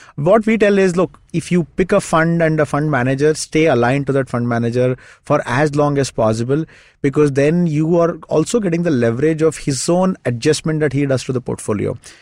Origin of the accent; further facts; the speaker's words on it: Shimoga, Karnataka, India; moved away; my hometown, it's a small town called Shimoga.